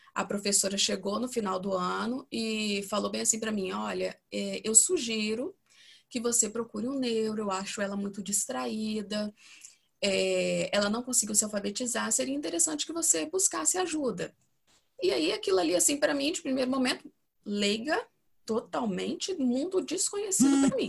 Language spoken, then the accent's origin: Portuguese; Espírito Santo, Brazil; eu tenho 41 anos, sou aqui do Espírito Santo